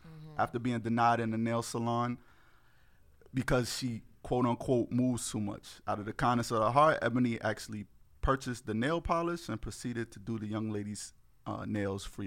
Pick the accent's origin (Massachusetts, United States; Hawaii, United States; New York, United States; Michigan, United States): New York, United States; New York City; I'm from Harlem